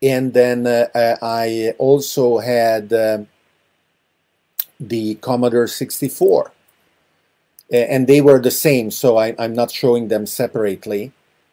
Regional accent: Hungary; I grew up in Hungary

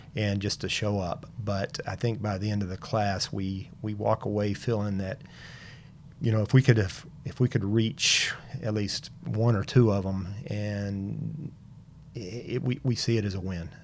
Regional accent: Tyler, Texas, United States; I was born here in Tyler. Um, all my life

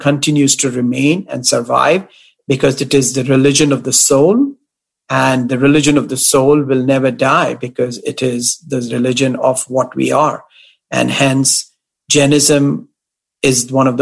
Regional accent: Delhi, India; my home in Delhi

